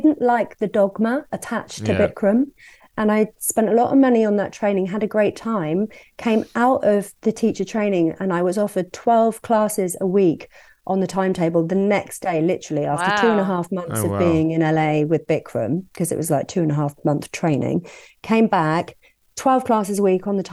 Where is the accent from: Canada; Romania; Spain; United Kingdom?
United Kingdom; Worcestershire and Wolverhampton, West Midlands; moved away as an adult; also born or lived in Birmingham / Hong Kong / Brighton; I grew up in Worcestershire and Wolverhampton, lived in Birmingham